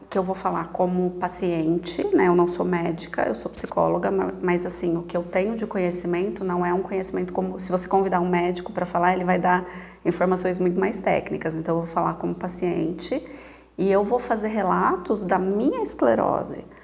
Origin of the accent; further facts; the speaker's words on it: Piracicaba, São Paulo, Brazil; moved away as an adult; now in Sorocaba, Brazil; Eu sou natural de Piracicaba, mas a cidade de Sorocaba me acolheu já há mais de 18 anos, então já me considero uma sorocabana né, de, de alma.